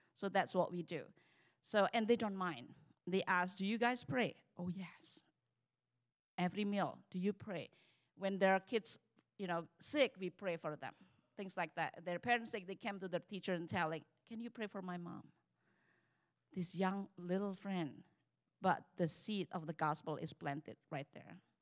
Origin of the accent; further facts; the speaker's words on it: Indonesia; moved away; also born or lived in Texas